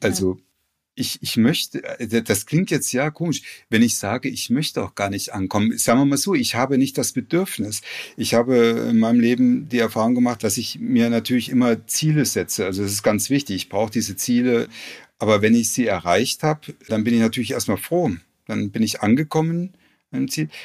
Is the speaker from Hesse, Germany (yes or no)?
yes; Frankenau, Hesse, Germany; ich bin auf dem Dorf groß geworden